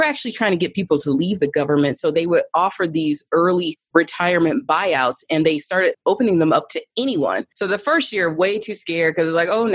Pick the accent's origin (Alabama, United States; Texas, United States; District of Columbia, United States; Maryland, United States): Alabama, United States; Birmingham; moved away as an adult; also born or lived in Atlanta, Georgia; now in Denver, United States; I grew up in Birmingham, Alabama, just a regular middle-class girl